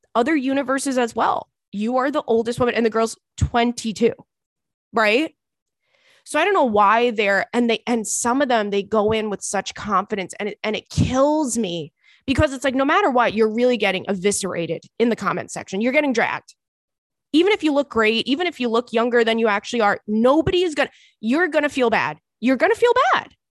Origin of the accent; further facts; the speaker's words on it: Long Island, New York, United States; now in Brooklyn, United States; I grew up on Long Island, so I've, like, been, you know, living in New York my whole life, but I moved to Brooklyn in, in, in two thousand and eight.